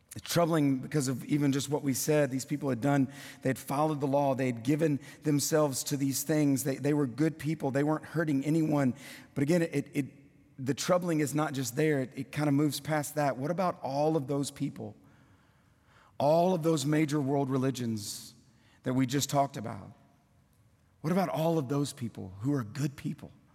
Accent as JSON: {"language": "English", "region": "South Louisiana", "country": "United States", "tie": "born or raised there", "also_born_or_lived": "Kentucky", "moved": "as an adult", "lives_now": "Tennessee, United States", "said": "born and raised in South Louisiana"}